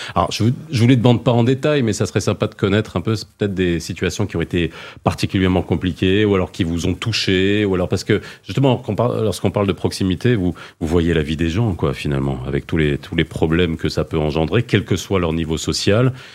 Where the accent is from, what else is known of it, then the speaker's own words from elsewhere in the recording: France; j'ai grandi en France